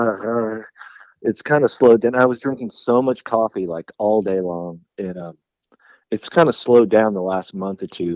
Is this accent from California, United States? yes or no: yes; San Jose, California, United States; growing up in San Jose, and there was a lot of local pride